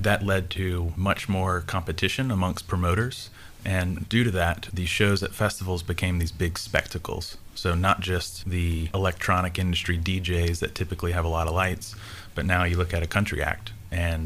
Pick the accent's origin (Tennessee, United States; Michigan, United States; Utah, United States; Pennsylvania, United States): Tennessee, United States; I'm originally from Tennessee, was here through high school, moved away for college